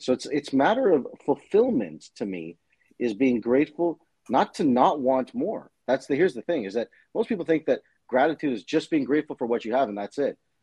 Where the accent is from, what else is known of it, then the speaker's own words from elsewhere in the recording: Toronto, Ontario, Canada; I grew up in the in Toronto, Canada, in an East Indian family